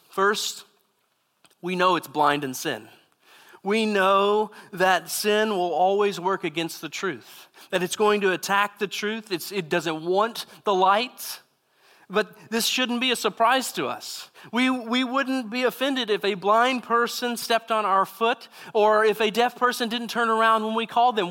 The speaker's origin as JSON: {"language": "English", "region": "Southeast Texas", "country": "United States", "tie": "born or raised there", "said": "I grew up in Southeast Texas and, uh, in a very small town"}